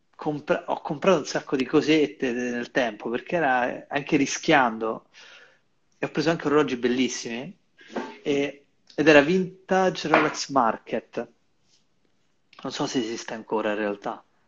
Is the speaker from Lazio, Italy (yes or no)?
yes; Rome, Lazio, Italy; io sto qui, sono di Roma